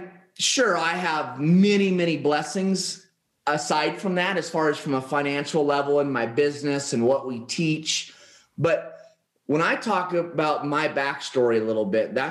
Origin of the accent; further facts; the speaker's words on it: Oregon, United States; moved away as an adult; now in Paradise Valley, United States; I grew up in Oregon, and I moved down here to Paradise Valley, Arizona in September of last year